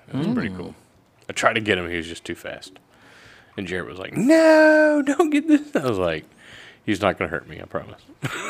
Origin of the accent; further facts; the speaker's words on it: Texas, United States; I'm from Texas, so I know what fixing means.